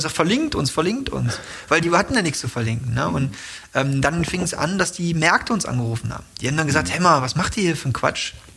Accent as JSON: {"language": "German", "country": "Germany", "said": "ich komme aus Deutschland."}